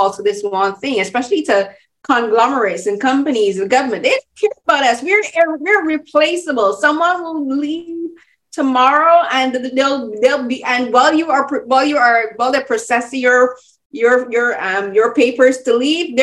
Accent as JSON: {"language": "English", "country": "Barbados", "said": "I'm from, as I said, I'm from Barbados"}